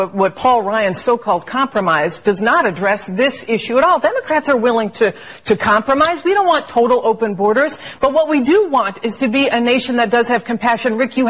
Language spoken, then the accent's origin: English; Nicaragua; I'm from Nicaragua, okay? I was born in Nicaragua.